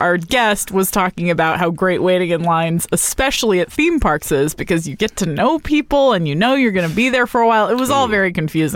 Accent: Texas, United States; I grew up in Texas, where there's just like a ton of amusement parks.

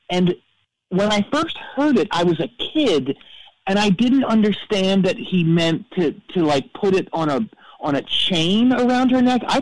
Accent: Freehold, New Jersey, United States; now in Newbridge, United States; I I live in Newbridge, but I I grew up near Freehold where he's from.

